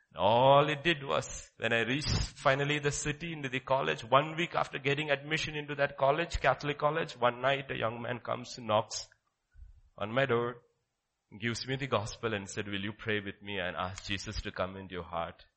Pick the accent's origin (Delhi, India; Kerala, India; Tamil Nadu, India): Kerala, India; my father brought me from that mountains to Kerala and dropped me there in class six